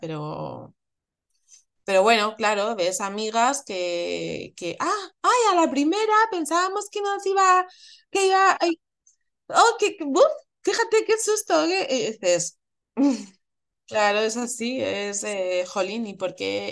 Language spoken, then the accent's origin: Spanish; Madrid, Community of Madrid, Spain; soy de Madrid